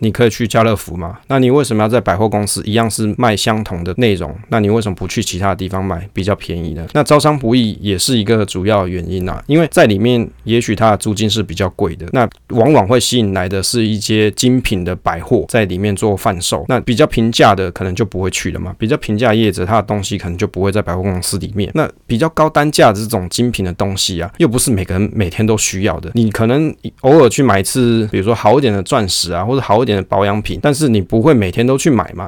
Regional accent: southern Taoyuan, Taiwan; 虽然我是桃园，但是我是桃园南部的，桃园的南部的那边的人，啊，不是桃园北部的人

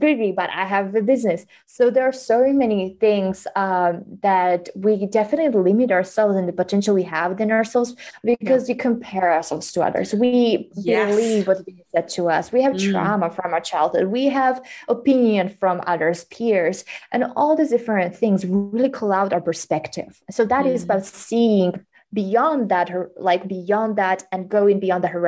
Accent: Slovakia; English is a second language; I'm from Slovakia, but I mostly speak English

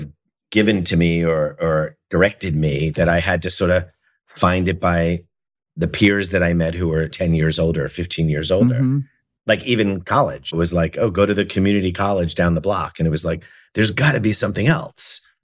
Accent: Elmont, New York, United States; I'm from Elmont, New York, which is like the first town of Nassau County. So I grew up there the whole time until I moved to the city

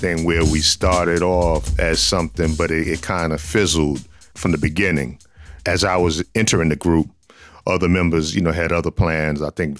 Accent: New York City, New York, United States; I was from Lewis Avenue. I lived more closer to Roosevelt Projects.

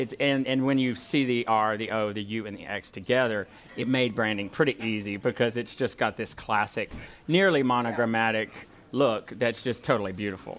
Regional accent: Walker, Louisiana, United States; now in Baton Rouge, United States; I come from Walker and we're sort of country people, so it's tough to leave family

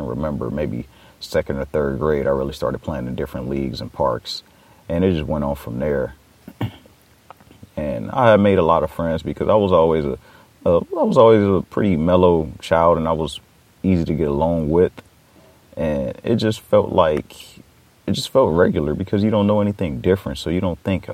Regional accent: Los Angeles, California, United States; I grew up in Watts, California, which is a section in Los Angeles

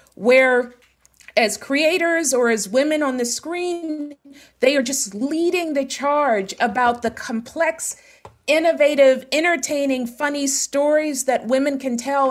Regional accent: Pittsburgh, Pennsylvania, United States; I am from Pittsburgh, born and raised

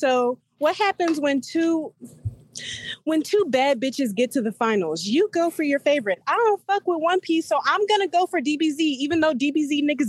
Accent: Houston, Texas, United States; I'm from Houston, H-Town.

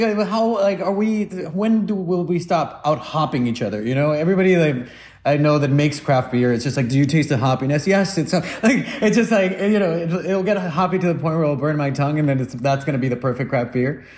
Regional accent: Guatemala; now in United States; I come from Guatemala

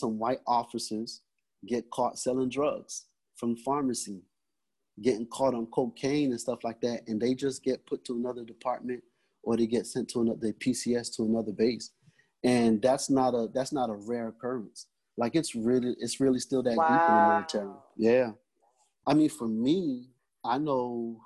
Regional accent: New York, United States; moved away; also born or lived in Florida; growing up in New York, I spent some time in Florida

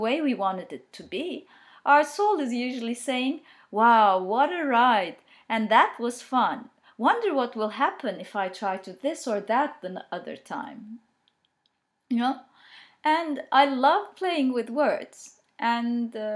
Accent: Turkey; English is a second language; I'm Turkish, but I've studied and experienced and read and discovered a lot in English

